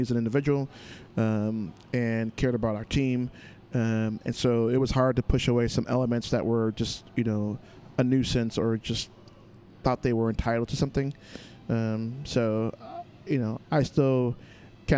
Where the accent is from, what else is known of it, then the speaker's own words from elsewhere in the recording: Humboldt Park, Illinois, United States; I grew up in Humble Park, so Humble Park is definitely a hustle.